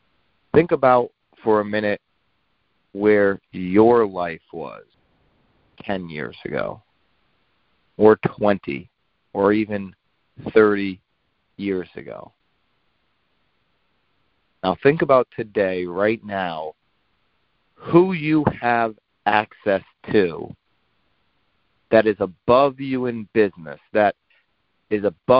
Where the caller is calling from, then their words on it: Naples, Florida, United States; I am calling in from Naples, Florida.